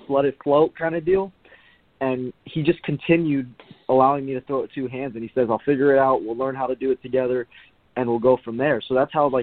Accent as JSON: {"language": "English", "region": "Southern California", "country": "United States", "tie": "born or raised there", "said": "ever since I was little, we grew up in SoCal."}